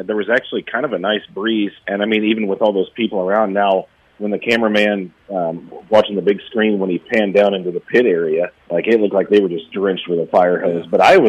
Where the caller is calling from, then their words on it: Des Moines, Iowa, United States; I am calling from Des Moines.